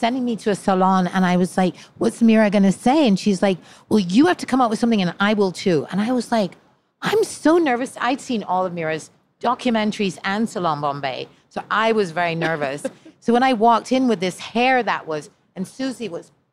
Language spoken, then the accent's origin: English; Jamaica; moved away; also born or lived in Italy; I grew up in Jamaica, moved to Italy